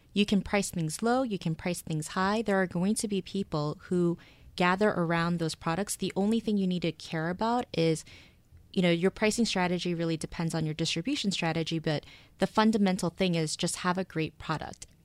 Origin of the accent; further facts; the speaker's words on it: Seoul, South Korea; moved away as an adult; also born or lived in United States; now in New York, United States; I was born in Seoul, moved to the States, moved back when I was in elementary school, and I was there basically until college. So I grew up in both places